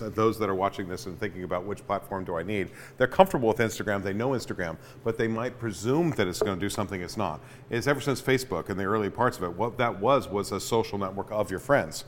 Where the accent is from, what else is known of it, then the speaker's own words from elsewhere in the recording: Sacramento, California, United States; now in Chico, United States; in Sacramento, when I was growing up